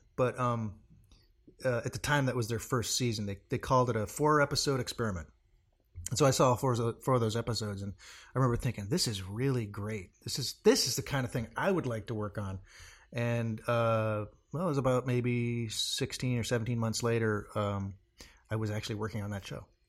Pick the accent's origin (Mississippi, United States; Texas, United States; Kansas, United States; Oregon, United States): Oregon, United States; Portland; Originally, I'm from Portland, Oregon